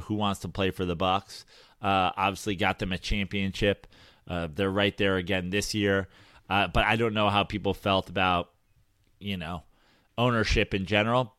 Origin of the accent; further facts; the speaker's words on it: Philadelphia, Pennsylvania, United States; We're from Philly, fucking Philly